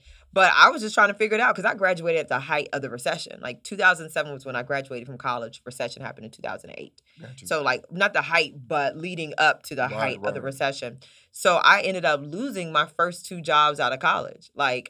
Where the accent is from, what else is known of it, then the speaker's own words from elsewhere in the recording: Oklahoma City, Oklahoma, United States; also born or lived in Charlotte, North Carolina; So I was raised between Oklahoma City, Oklahoma, and North Carolina, Charlotte, North Carolina.